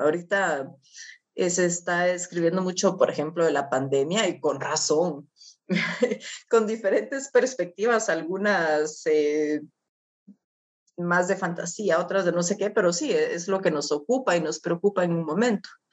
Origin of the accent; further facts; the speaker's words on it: Guatemala; estar en mi país